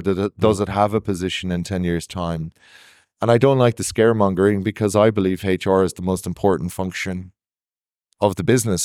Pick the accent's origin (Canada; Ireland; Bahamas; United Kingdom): Ireland; I'm Irish